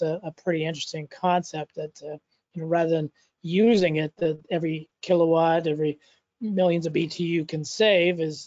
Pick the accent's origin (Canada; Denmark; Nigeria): Canada; also born or lived in Saskatchewan / Toronto; I'm a Canadian, as you know, living and working in Toronto, Canada